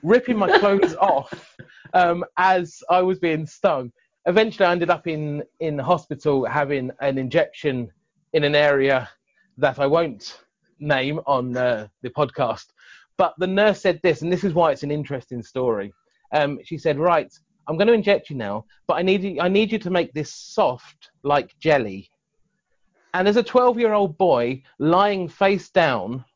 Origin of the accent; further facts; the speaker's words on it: Surrey, South East England, United Kingdom; moved away as an adult; also born or lived in Brighton / South America; So I was born just outside of Brighton, and then at the age of 3, moved up to Surrey. So I lived just the southern side of London, and spent the next 23 years of my life there. So I grew up in Surrey